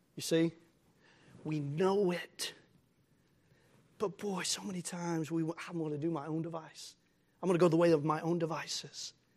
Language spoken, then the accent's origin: English; United States; as American Christians